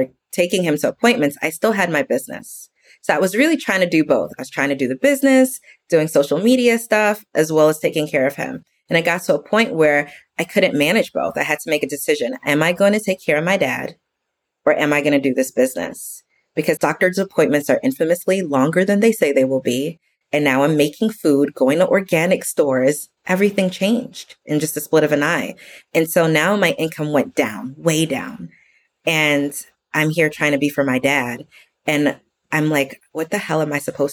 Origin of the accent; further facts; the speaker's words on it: New York, United States; now in Texas, United States; I'm from New York originally and I live in Texas now